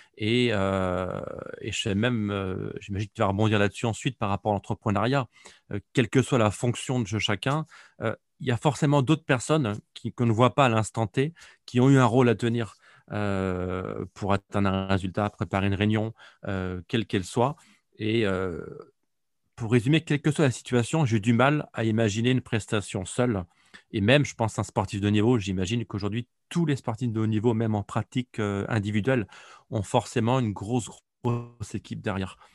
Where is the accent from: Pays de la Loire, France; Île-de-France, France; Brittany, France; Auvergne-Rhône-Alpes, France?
Pays de la Loire, France; Nantes; je suis un Nantais d'origine